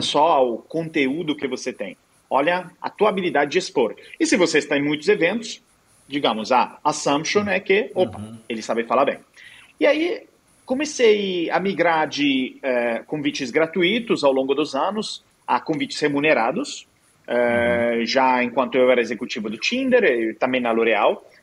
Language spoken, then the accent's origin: Portuguese; Italy; Portuguese is a second language; moved away as an adult; also born or lived in United States / Egypt; now in Brazil; eu sou italiano, mas eu estudei nos Estados Unidos